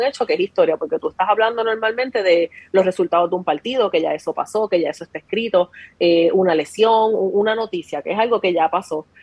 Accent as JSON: {"language": "Spanish", "town": "Ponce", "country": "Puerto Rico", "tie": "born or raised there", "said": "yo soy natural de Ponce."}